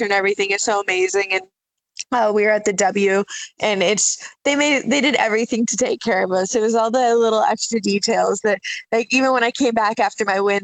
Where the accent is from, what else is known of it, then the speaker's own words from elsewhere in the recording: Port St. Lucie, Florida, United States; my hometown, Port St. Lucie, Florida